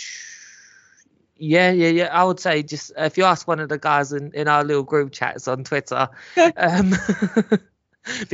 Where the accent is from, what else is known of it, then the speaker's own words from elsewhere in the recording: England, United Kingdom; I was born here